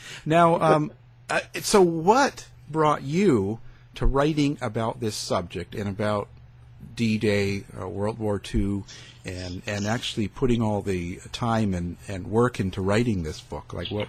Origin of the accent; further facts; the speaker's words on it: Canada; growing up in Canada as young, all we had was a British television show and a CBC